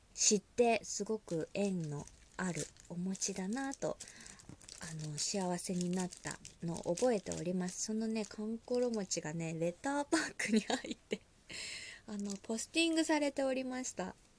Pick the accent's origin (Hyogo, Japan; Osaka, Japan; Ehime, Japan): Osaka, Japan; moved away; 大阪出身でございます